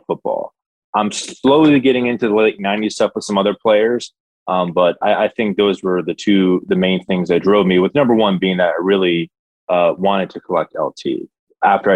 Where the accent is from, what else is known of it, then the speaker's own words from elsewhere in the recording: New York, United States; I'm from New York, so I grew up a Giants fan